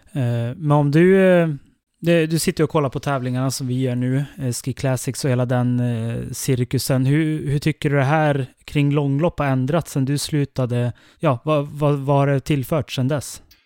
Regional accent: Älvdalen, Dalarna County, Sweden; i Älvdalen där jag kommer ifrån

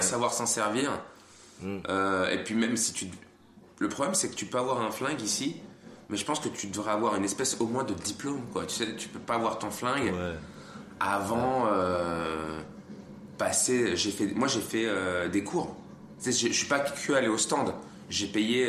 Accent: France; moved away; also born or lived in Switzerland; suis né en France.

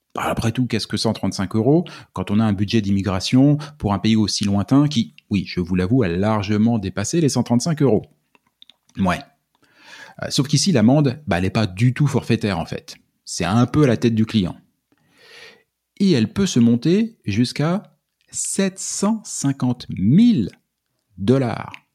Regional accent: France; moved away as an adult; also born or lived in Quebec; now in Canada; on vient de France.

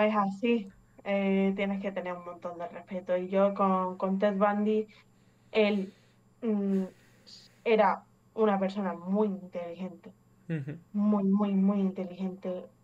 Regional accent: Málaga, Andalusia, Spain; also born or lived in England; Soy inglesa, pero llevo aquí en España toda la vida, básicamente, desde, desde que tengo un año y medio

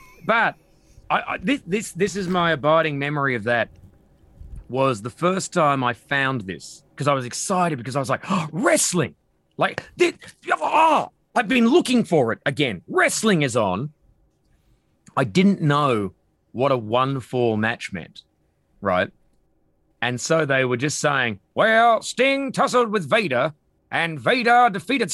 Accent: Perth, Western Australia, Australia; moved away; I'm from Perth

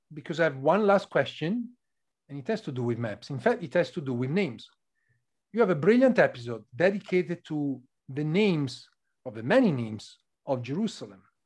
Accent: northern Italy, Italy; from my place in north of Italy

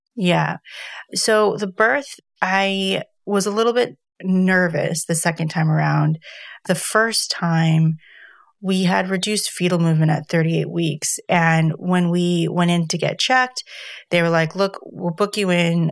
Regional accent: United States; moved away; being an American

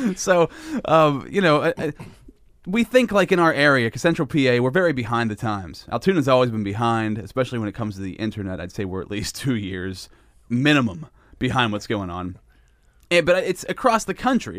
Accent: Sinking Valley, Pennsylvania, United States; I grew up in Sinking Valley

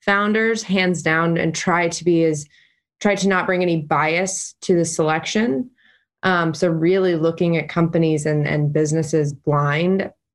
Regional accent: Chattanooga, Tennessee, United States; moved away as an adult; now in Nashville, United States; I'm originally from Chattanooga, been in Nashville for 6 years

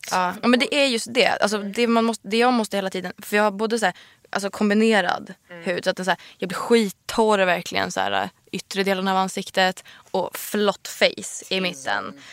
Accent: Sweden; I'm Swedish

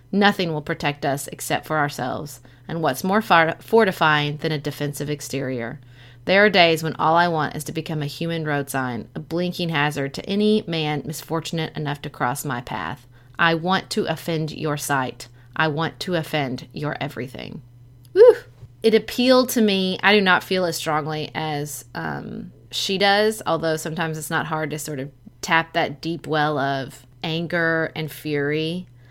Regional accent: United States; as an American

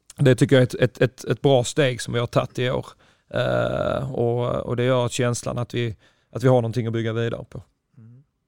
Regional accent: Ystad, Skåne, Sweden; moved away as an adult; also born or lived in Flensburg, Germany / Lund; jag är själv från Ystad

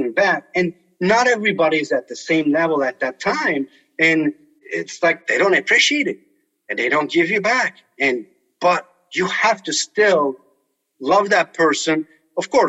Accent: Turkey; English is a second language; also born or lived in Colorado; now in United States; I grew up playing soccer in Turkey.

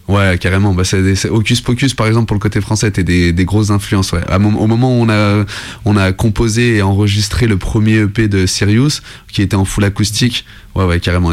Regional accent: Lyon, Auvergne-Rhône-Alpes, France; je venais de Lyon

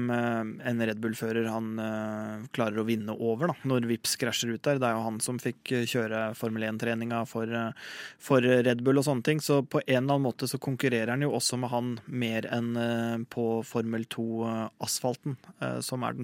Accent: Norway

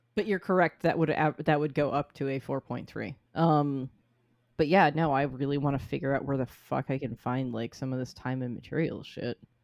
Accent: Reading, Massachusetts, United States; Reading, Massachusetts is my hometown. It is where I grew up

